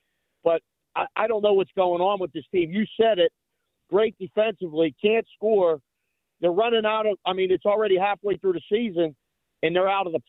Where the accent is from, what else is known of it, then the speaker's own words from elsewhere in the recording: Pittsburgh, Pennsylvania, United States; moved away as an adult; now in Las Vegas, United States; as a kid growing up in Pittsburgh and now living here 21 years